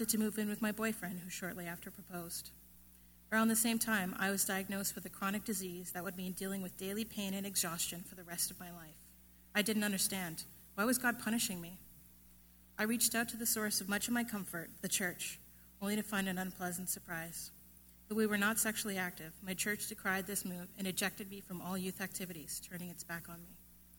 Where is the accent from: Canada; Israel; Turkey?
Canada; I was born and raised in Canada